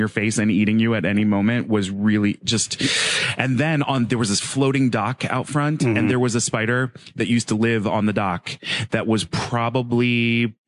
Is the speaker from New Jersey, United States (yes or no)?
yes; New Jersey, United States; We had a pool when I was growing up in New Jersey